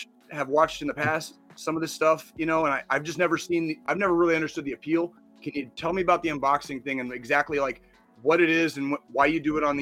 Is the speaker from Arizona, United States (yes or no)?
yes; Tucson, Arizona, United States; growing up in Tucson